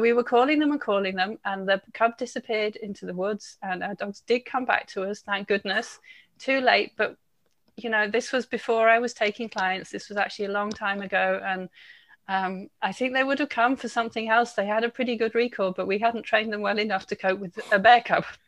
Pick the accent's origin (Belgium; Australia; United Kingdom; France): United Kingdom; England; moved away; I'm English